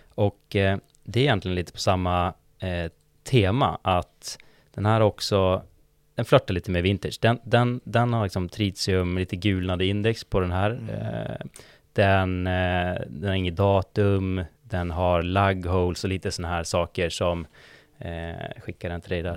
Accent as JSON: {"language": "Swedish", "town": "Umeå", "region": "Västerbotten County", "country": "Sweden", "moved": "as an adult", "lives_now": "Stockholm, Sweden", "said": "Jag, jag är från Umeå ursprungligen, eh, bott i Stockholm i sju år ungefär."}